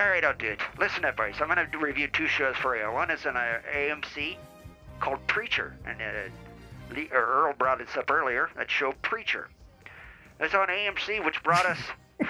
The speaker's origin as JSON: {"language": "English", "country": "Ireland", "lives_now": "United States", "said": "spent a little bit of time back in the mother country of Ireland, and whenever I go back there, I get my accent a little stronger, a little back, you know what I'm saying?"}